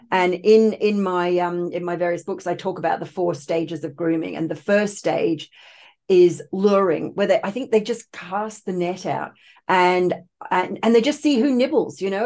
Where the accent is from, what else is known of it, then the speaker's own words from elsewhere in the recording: Australia; also born or lived in United Kingdom; I was actually born in the U K, but I was raised in Australia. My parents emigrated when I was only two